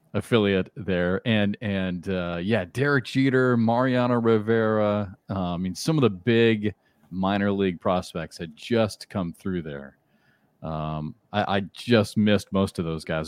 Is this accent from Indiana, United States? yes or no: no; Iowa, United States; moved away; I'm from Iowa